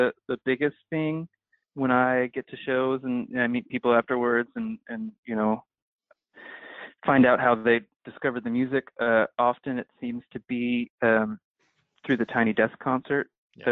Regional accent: New Jersey, United States; I'm from New Jersey

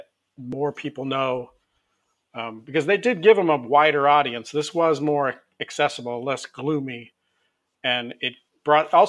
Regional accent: United States; we're American

